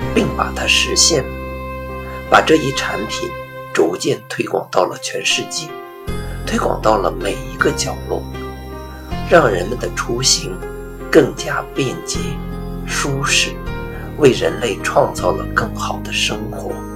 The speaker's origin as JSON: {"language": "Chinese", "country": "China", "said": "我们中国人"}